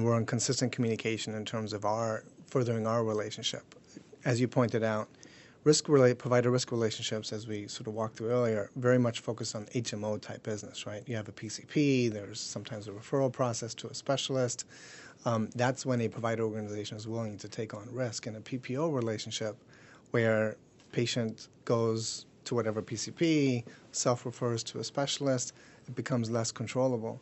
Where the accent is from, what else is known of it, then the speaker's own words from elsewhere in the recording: Germany; now in United States; I was born and raised in Germany. Mom's German